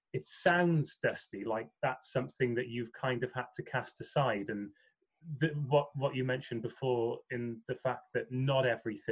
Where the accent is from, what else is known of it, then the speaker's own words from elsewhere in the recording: United Kingdom; as a Brit